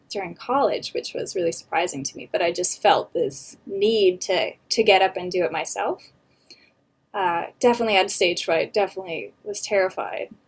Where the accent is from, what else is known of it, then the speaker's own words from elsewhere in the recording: Temecula, California, United States; moved away as an adult; now in Los Angeles, United States; I grew up just outside of Temecula